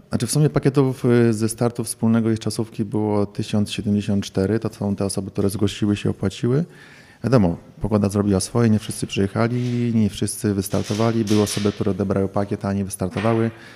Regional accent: Warsaw, Masovian Voivodeship, Poland; moved away; also born or lived in Białystok / Podlasie; urodziłem się i, i, mieszkałem większość swojego czasu, większość życia w Warszawie

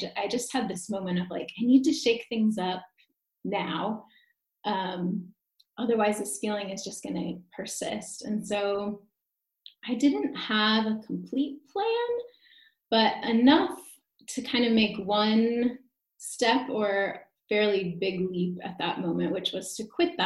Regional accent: Atlanta, Georgia, United States; moved away as an adult; also born or lived in Los Angeles, United States / Seattle, United States; now in Portugal; I'm from the US. I was born in Los Angeles and I grew up in Atlanta and then landed in Seattle, Washington for university

